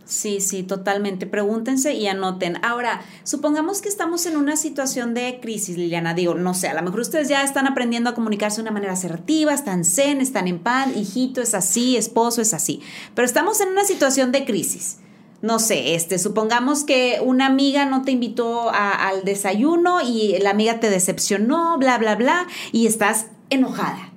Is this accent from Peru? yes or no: no; Mexico; como buenos mexicanos